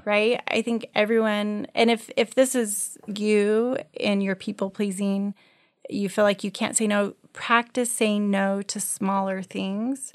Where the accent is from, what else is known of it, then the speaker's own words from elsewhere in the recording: Colorado, United States; moved away; I grew up in Colorado